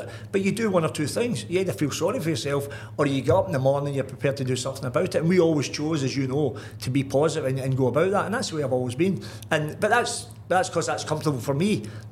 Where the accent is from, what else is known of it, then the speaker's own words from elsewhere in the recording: Glasgow, Scotland, United Kingdom; moved away; I grew up in the Gorbals, one and nine, and all we done was out kicking the ball about